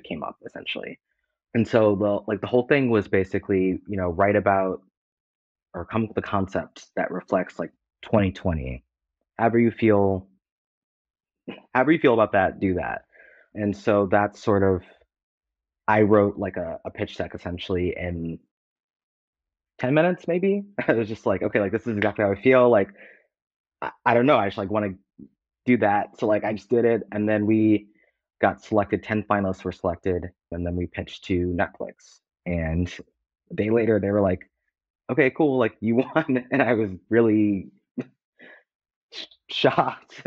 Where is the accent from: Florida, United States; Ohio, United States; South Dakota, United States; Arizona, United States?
Ohio, United States; Cleveland; moved away as an adult; I'm from Cleveland. I went to college also in Ohio, moved out here to be a writer